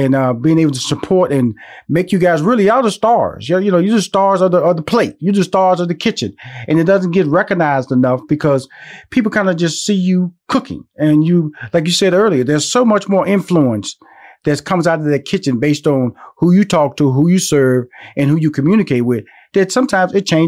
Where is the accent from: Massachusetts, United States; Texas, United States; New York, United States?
Texas, United States; Houston; And then, I'm from Houston, Texas.